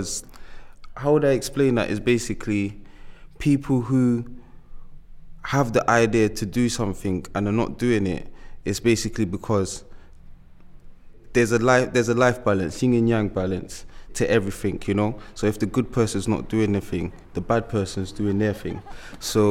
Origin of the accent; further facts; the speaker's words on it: London, United Kingdom; now in Bristol, United Kingdom; I'm from London